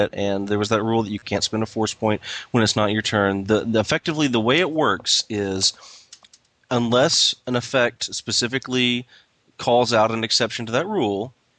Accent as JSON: {"language": "English", "town": "Chattanooga", "region": "Tennessee", "country": "United States", "tie": "born or raised there", "said": "I grew up in Chattanooga, which is really, really close to Atlanta."}